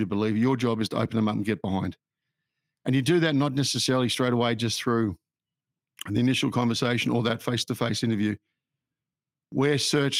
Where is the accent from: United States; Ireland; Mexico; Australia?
Australia; also born or lived in United Kingdom; I'm an Australian. I'm a very fortunate person. I grew up in Australia